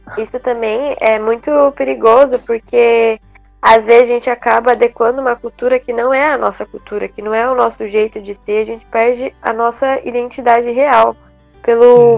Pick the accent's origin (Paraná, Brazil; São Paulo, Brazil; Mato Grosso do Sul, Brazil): São Paulo, Brazil; Guarulhos; eu sou daqui do Brasil, eu sou aqui de São Paulo, Guarulhos, então eu sigo a cultura da gente, o jeito de falar